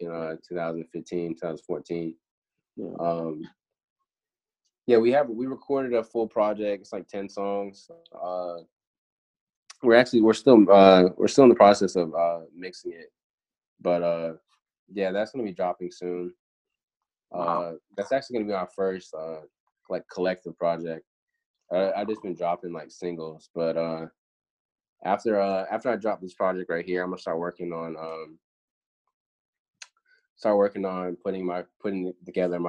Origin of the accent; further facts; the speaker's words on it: Florida, United States; moved away; I'm from Florida, you know, like originally.